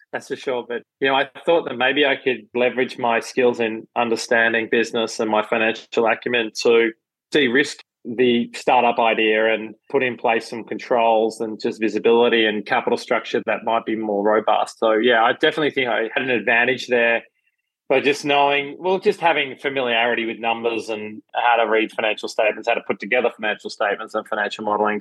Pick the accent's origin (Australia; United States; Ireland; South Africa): Australia; Melbourne, Victoria; I grew up in Melbourne, Australia.